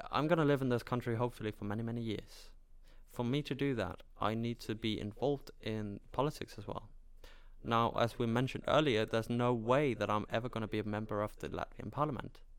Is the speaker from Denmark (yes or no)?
yes; Denmark; cultural identity, I'm Danish, I'm from Denmark. That's it.